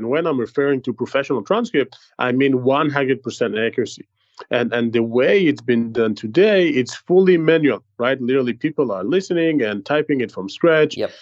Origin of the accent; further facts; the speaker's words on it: Israel; accent: Israeli; English is a second language; my terrible israeli accent